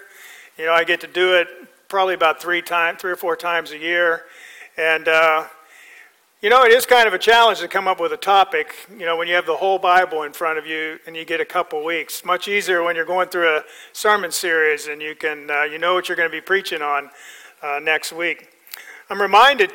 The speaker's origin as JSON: {"language": "English", "region": "Pennsylvania", "country": "United States", "tie": "born or raised there", "also_born_or_lived": "Nebraska", "moved": "yes", "lives_now": "Florida, United States", "said": "I grew up in Pennsylvania"}